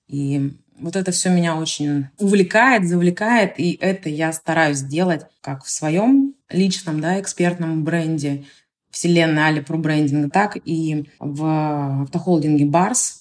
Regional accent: Omsk, Omsk Oblast, Russia; now in Saint Petersburg, Russia; я сама родом из Омска, а я нахожусь в Санкт-Петербурге

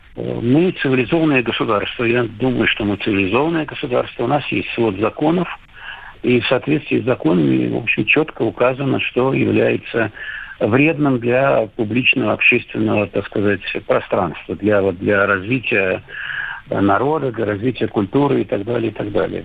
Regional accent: Russia; я режиссер фильма, которого не, не показывается у меня на родине

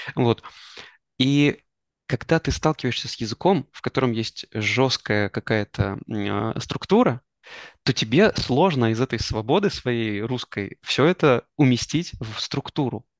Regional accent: Kostroma, Kostroma Oblast, Russia; moved away; also born or lived in Israel; мы с тобой из Костромы

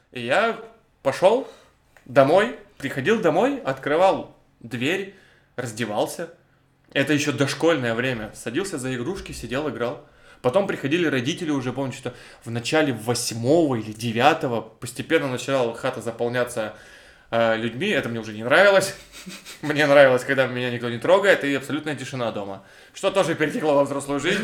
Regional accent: Cherepovets, Vologda Oblast, Russia; я из Череповца

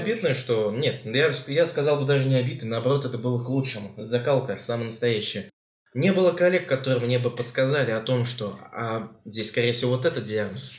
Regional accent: Tatarstan, Russia; мы татары. Выросли в Татарстане.

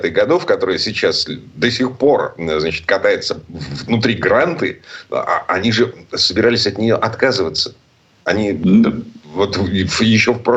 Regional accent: Saint Petersburg, Russia; из Петербурга

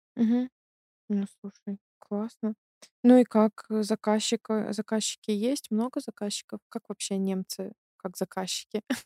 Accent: Belarus; now in Germany; я из Беларуси, я кроме как в своем городе и в Минске нигде не была

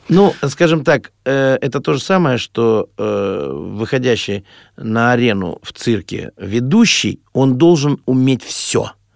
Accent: Urals, Russia; moved away; Я простой мальчишка с Урала, никогда не был за границей.

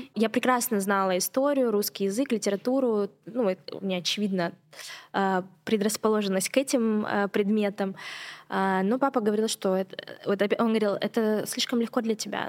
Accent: Surgut, Khanty-Mansi Autonomous Okrug, Russia; moved away as an adult; also born or lived in Yekaterinburg; Я mm-hmm. родилась в Сургуте моя семья беженцы из, из, из Абхазии, да, и мы вынуждены были переехать другое место. И я родилась в Сургуте, и вот я у нас была супер крутая школа

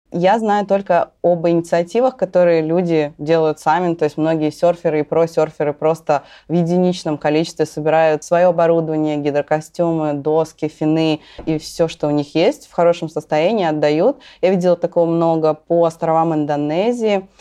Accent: Russia; я из России

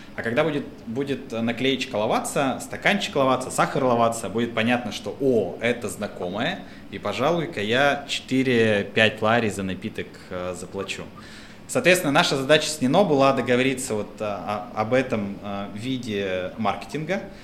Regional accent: Russia; moved away as an adult; also born or lived in Moscow; now in Georgia; Я говорю, из России

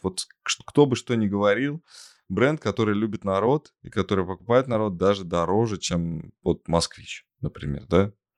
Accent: Tolyatti, Samara Oblast, Russia; в родном городе Тольятти есть э, ну, хорошие школы, хоккейные школы

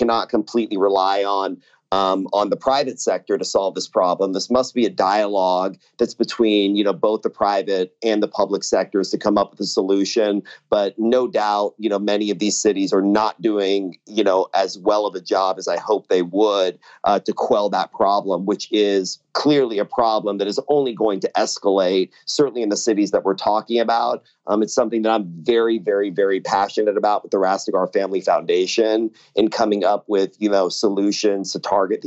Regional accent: Austin, Texas, United States; I'm born and raised in Austin also. So I'm not just a transplant that moved into the city

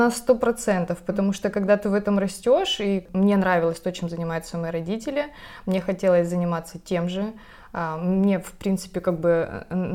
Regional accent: Krasnodar, Krasnodar Krai, Russia; moved away; я выросла в Краснодаре, это юг, это Кубань, говорят, на Кубани.

